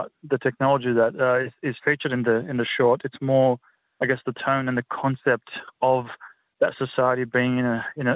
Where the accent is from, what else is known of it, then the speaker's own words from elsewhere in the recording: North Macedonia; now in Australia; I'm originally from Macedonia, which is just across the border. So the language is very, very similar